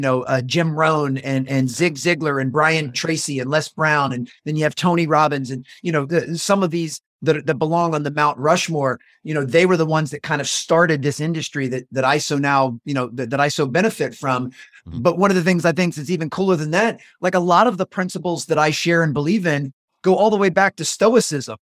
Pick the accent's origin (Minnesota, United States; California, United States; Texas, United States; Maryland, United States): Maryland, United States; just north of Washington, D.C., a suburb in; also born or lived in North Carolina; I moved from North Carolina back to my hometown a suburb in Maryland, uh, just north of Washington, D.C.